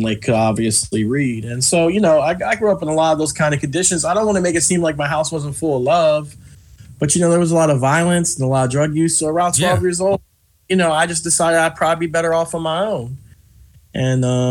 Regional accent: Philadelphia, Pennsylvania, United States; I grew up in West Philadelphia on 63rd Street

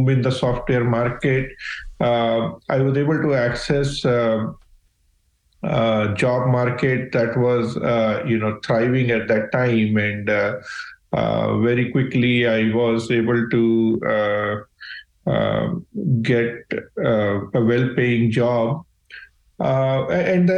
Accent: India; moved away as an adult; I grew up in India

